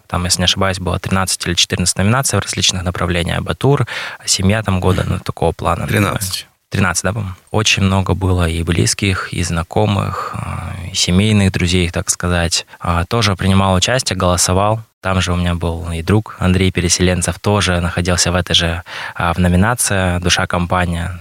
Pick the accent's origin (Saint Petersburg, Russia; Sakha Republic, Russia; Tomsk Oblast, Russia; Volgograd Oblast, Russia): Sakha Republic, Russia; Mirny; родился здесь, в Якутии, в Мирном, в городе Мирном проживаю, получается, по сей день здесь